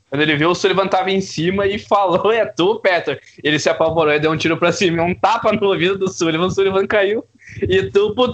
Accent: Campo Bom, Rio Grande do Sul, Brazil; eu sou de Campo Bom.

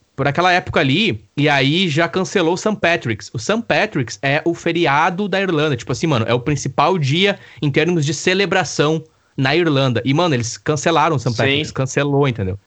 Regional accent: Campo Bom, Rio Grande do Sul, Brazil; also born or lived in Araricá; Eu nasci em Campo Bom, e então eu venho morar em Araricá, isso aí é ano 99, acredito, 2000

